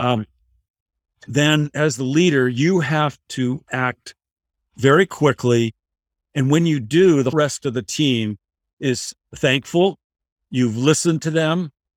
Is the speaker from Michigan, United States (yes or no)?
yes; Michigan, United States; I was growing up in Michigan